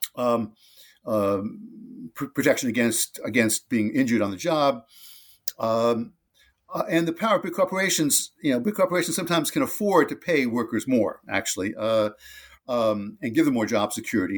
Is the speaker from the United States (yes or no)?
yes; New Jersey, United States; on the streets of my hometown in uh, New Jersey, suburb of New York City